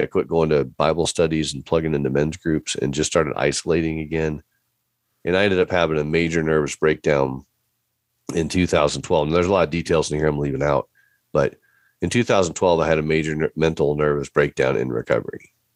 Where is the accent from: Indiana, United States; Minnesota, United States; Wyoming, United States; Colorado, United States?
Indiana, United States; Fort Wayne; moved away; I grew up in Fort Wayne, Indiana, so I'm a Midwest boy through and through